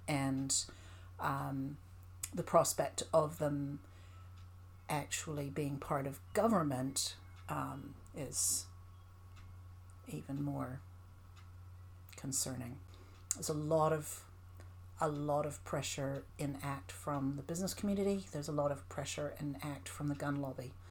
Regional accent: Canada; moved away as an adult; now in New Zealand; I grew up in Canada

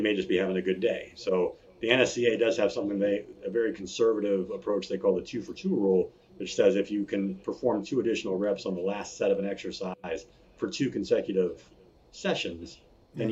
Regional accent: Virginia Beach, Virginia, United States; I born and raised in Virginia Beach, spent 10 years lifeguarding on the beach there

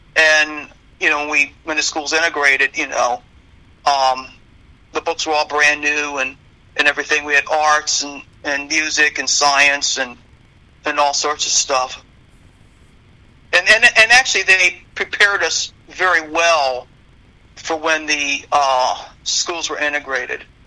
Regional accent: Rockville, Maryland, United States; I grew up in Rockville.

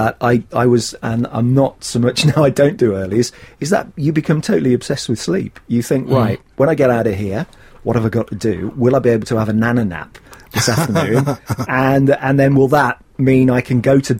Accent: West Midlands, United Kingdom; moved away; I grew up in the West Midlands

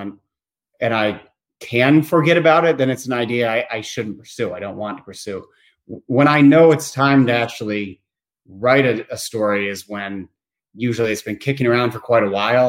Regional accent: Bloomington, Indiana, United States; also born or lived in Maine; I'm originally from Bloomington, Indiana

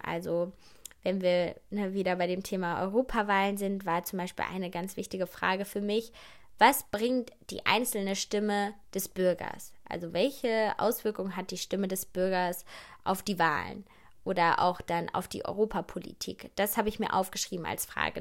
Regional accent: Germany; ich bin in Deutschland geboren

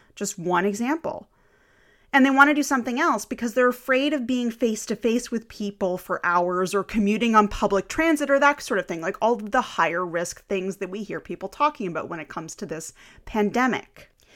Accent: Canada; I am Canadian

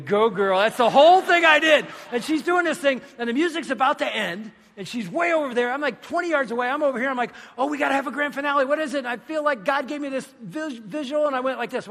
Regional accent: Michigan, United States; We're from Michigan.

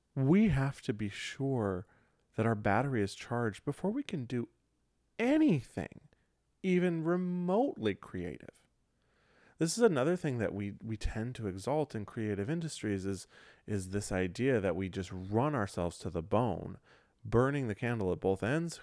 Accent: Michigan, United States; moved away; my home, home where I grew up in Michigan

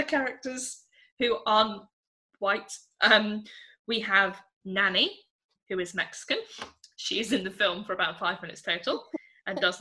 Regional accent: England, United Kingdom; I'm English

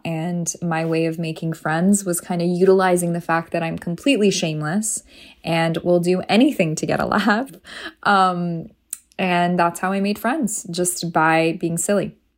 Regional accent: Toronto, Ontario, Canada; also born or lived in Iran; now in United States; growing up in Canada. Um, Toronto is a very multicultural city

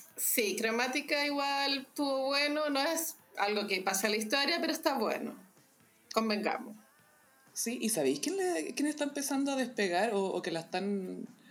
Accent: Chile; todos los chilenos

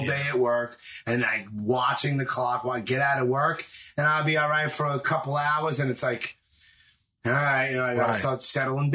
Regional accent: New York City, New York, United States; also born or lived in Rockaway / Howard Beach / Texas / New Mexico; I grew up in Canarsie, and then I moved to a couple of different places in Canarsie, and then I moved to Rockaway for a little bit

